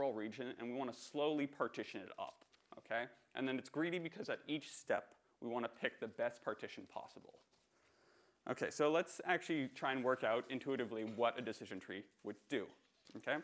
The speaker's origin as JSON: {"language": "English", "country": "Canada", "said": "I'm Canadian"}